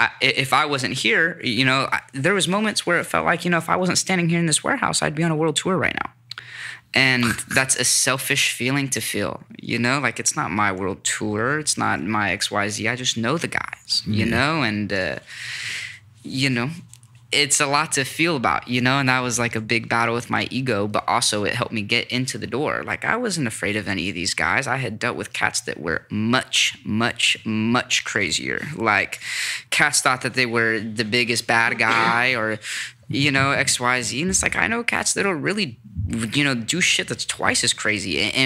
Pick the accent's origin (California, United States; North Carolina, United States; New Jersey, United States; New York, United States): California, United States; Sacramento; also born or lived in Los Angeles; I'm from Sacramento